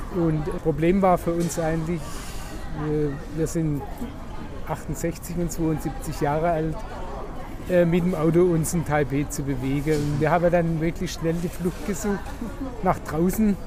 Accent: Germany; bei uns in Deutschland

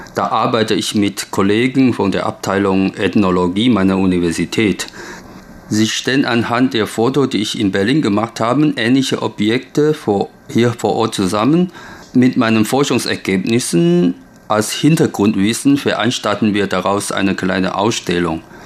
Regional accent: Taiwan; German is a second language; also born or lived in Germany; Erst mit 42 habe ich mich zum ersten Mal so gründlich über meine eigene Heimat informiert

